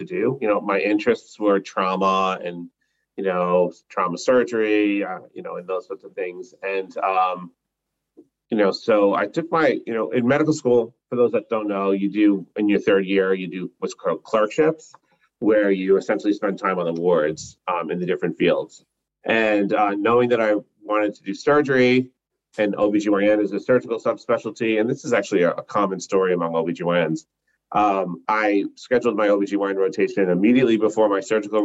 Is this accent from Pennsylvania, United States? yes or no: no; Long Island, New York, United States; moved away as an adult; also born or lived in Atlanta, Georgia; I grew up on Long Island